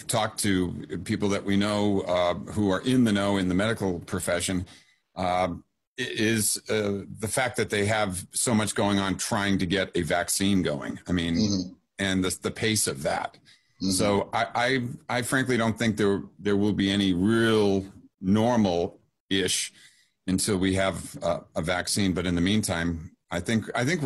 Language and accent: English; Northeast, United States; now in Palm Springs, United States; I grew up in the Northeast.